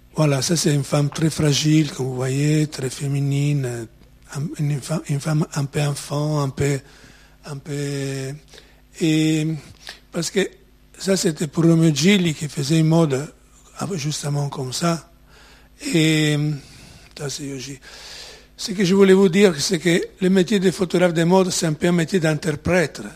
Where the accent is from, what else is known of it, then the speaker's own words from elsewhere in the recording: Ravenna, Emilia-Romagna, Italy; French is a second language; moved away; je suis né à Ravenne, en Italie, la ville des mosaïques.